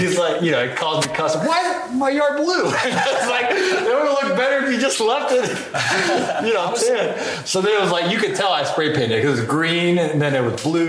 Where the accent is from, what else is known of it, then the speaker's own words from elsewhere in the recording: Canton, Ohio, United States; moved away; I grew up in Canton, Ohio.